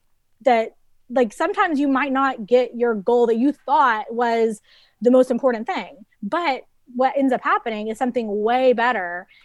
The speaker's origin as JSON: {"language": "English", "town": "Dallas", "region": "Texas", "country": "United States", "tie": "born or raised there", "said": "I grew up in Dallas, Texas."}